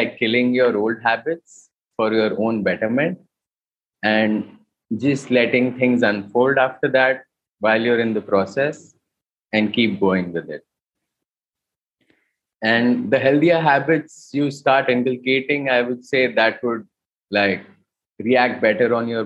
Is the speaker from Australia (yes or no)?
no; India; when we were growing up in India